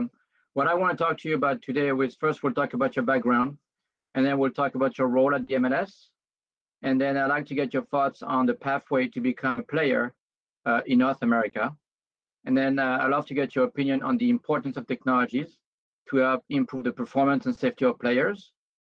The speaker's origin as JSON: {"language": "English", "region": "Normandy", "country": "France", "second_language": "English", "said": "And by the way, I'm from Normandy."}